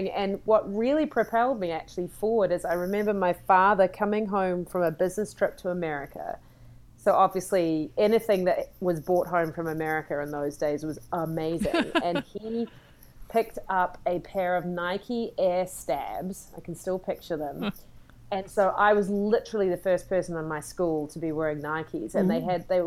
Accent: New Zealand; accent: New Zealand; now in United States; I come from New Zealand, you can tell by the accent.

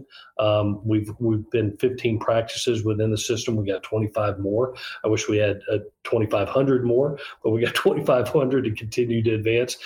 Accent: Southeast, United States; moved away as an adult; also born or lived in Gainesville, Florida / Los Angeles, California; now in Statesboro, United States; Well, obviously, it's a place that I grew up in. It's great to be back over this way in the Southeast.

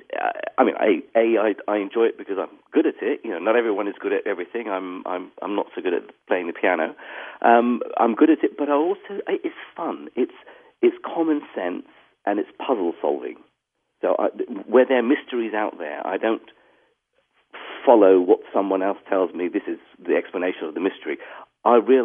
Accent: Iraq; first language English; moved away; also born or lived in Baghdad; I grew up in Iraq at a time when, you know, life was easier

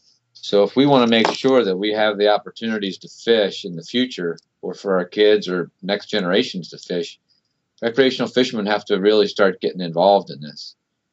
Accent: Baltimore, Maryland, United States; also born or lived in California; Yeah, I grew up in Baltimore, northeast of Baltimore.

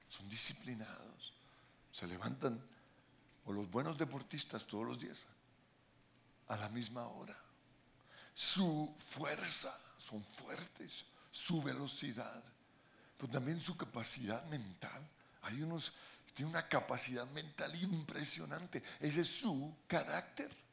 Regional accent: Colombia; somos los colombianos

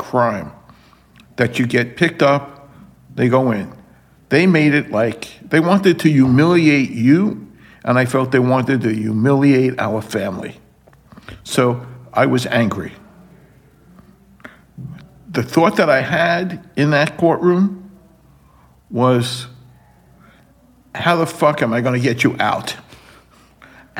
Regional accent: New York City, New York, United States; I was born and raised in Brooklyn

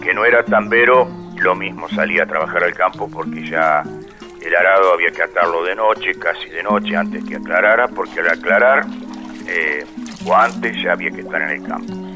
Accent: El Tejar, Buenos Aires Province, Argentina; born or raised there

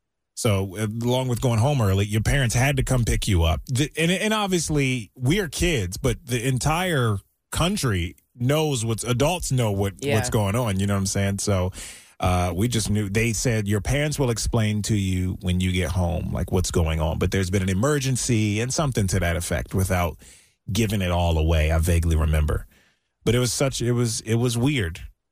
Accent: Maryland, United States; I grew up in Maryland.

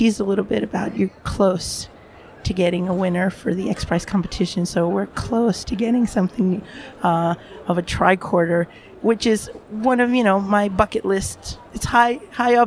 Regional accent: New York City, New York, United States; now in Europe; I'm stationed now, working primarily in Europe, although I'm from the Bronx myself in the U.S.

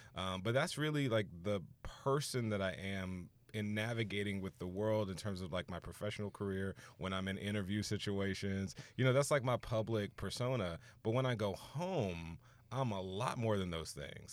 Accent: Houston, Texas, United States; moved away as an adult; also born or lived in Orange, California; I'm from Houston

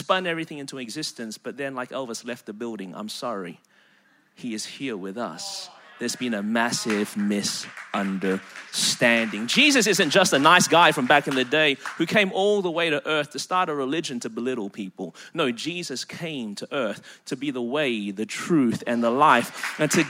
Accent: Melbourne, Victoria, Australia; moved away as an adult; now in South Carolina, United States; Born and raised in Melbourne, Australia.

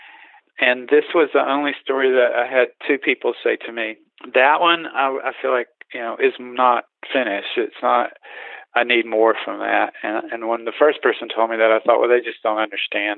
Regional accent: Eastern North Carolina, United States; where I grew up in Eastern North Carolina, where it never snowed.

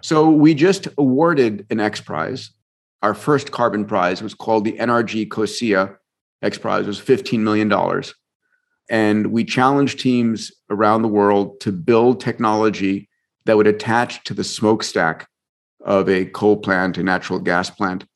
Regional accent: Long Island, New York, United States; also born or lived in Bronx, New York; I was born in the Bronx, grew up in New York, in Long Island

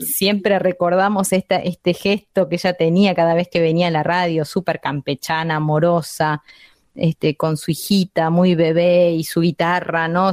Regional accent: Buenos Aires Province, Argentina; soy bonaerense

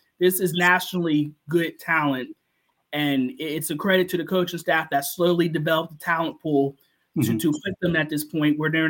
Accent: Pittsburgh, Pennsylvania, United States; I'm from the Pittsburgh area and been a Panthers fan my whole life.

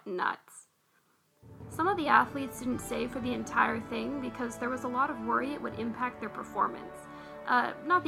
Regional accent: Vancouver, British Columbia, Canada; I'm from Vancouver.

